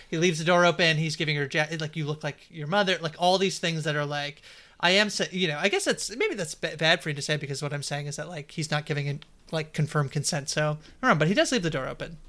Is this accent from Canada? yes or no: yes; Canada